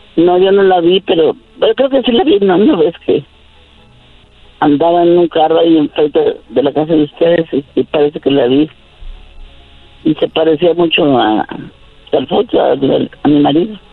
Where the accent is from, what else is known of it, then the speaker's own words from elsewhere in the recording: Alto Lucero, Veracruz, Mexico; moved away as an adult; now in Mexico City, Mexico; Alto Lucero, a mi pueblo